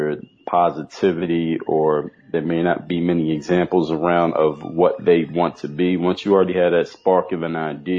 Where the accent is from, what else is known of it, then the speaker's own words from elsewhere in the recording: Philadelphia, Pennsylvania, United States; moved away as an adult; now in Miami, United States; I come from Philadelphia, Pennsylvania